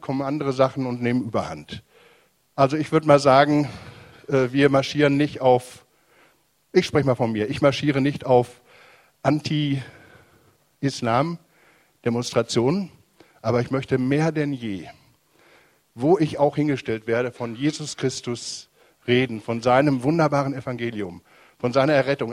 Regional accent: Germany; bei uns in Deutschland

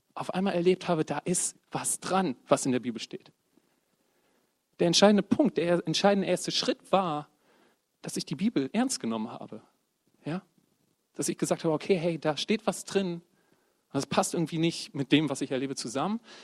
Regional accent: Bremen, Germany; now in Oldenburg, Germany; komme aus dem wunderschönen Oldenburg, gebürtiger Bremer

